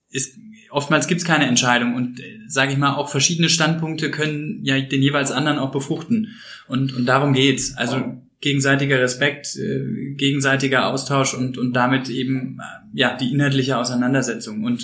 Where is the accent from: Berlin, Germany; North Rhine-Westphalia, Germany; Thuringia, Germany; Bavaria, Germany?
North Rhine-Westphalia, Germany; Cologne; Als Kölner muss ich jetzt Bier sagen, aber Wein auch gerne.